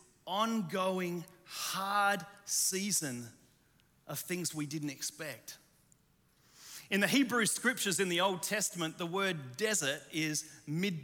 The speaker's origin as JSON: {"language": "English", "country": "Australia", "also_born_or_lived": "Chicago", "moved": "yes", "said": "I'm Australian"}